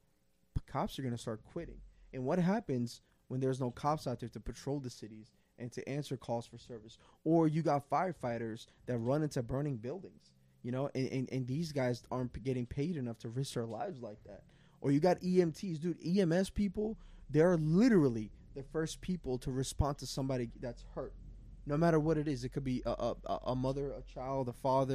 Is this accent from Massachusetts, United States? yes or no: no; New York City, New York, United States; I grew up in Queens